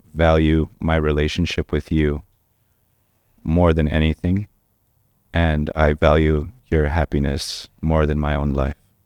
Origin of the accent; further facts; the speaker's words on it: Orange County, California, United States; also born or lived in Anaheim / Boyle Heights, Los Angeles; I grew up in Orange County